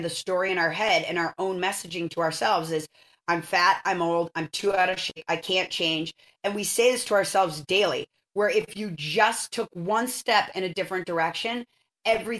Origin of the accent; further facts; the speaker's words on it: Minnesota, United States; moved away as an adult; now in Santa Barbara, United States; I'm from Minnesota and I lived there till I was 18